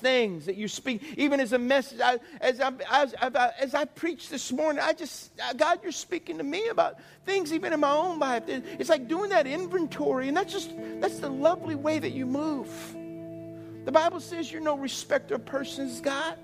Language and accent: English; South Louisiana, United States; I grew up in South Louisiana